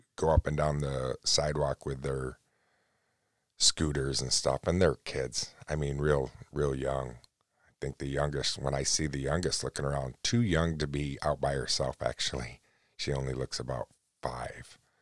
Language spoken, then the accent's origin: English; United States; me being an American